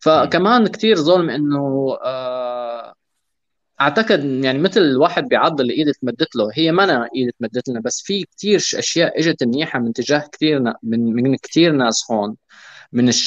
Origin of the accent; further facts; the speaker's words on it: Syria; العنصريه اللي واجهناها نحن كسوريين بسوريا